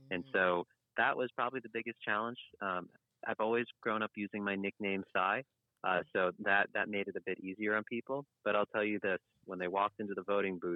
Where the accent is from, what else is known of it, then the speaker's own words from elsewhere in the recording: Providence, Rhode Island, United States; Yes I was born right in Rhode Island not in Newport but in the city just north in our capital city Providence